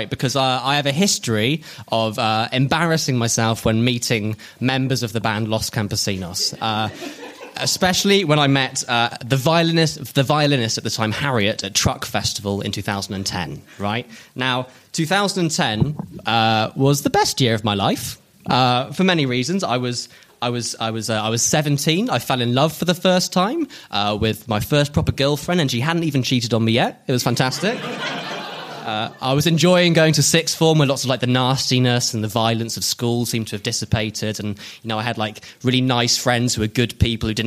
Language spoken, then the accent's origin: English; South East England, United Kingdom; Uh, in my hometown in Oxfordshire.